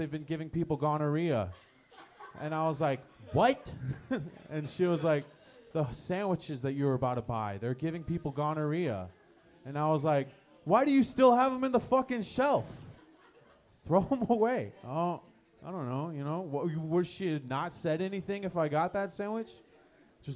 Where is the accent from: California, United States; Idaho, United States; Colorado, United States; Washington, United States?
Colorado, United States; Aurora; I'm from Aurora, aka the Nebraska of Colorado.